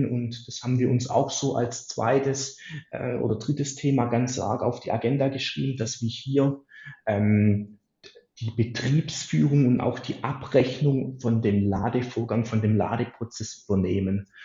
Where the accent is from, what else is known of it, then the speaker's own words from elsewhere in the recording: Baden-Württemberg, Germany; für mich als Schwabe natürlich immer das Schlimmste